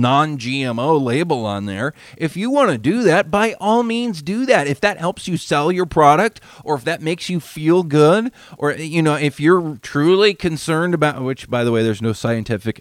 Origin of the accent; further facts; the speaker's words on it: Washington, United States; I grew up in the Washington red raspberry industry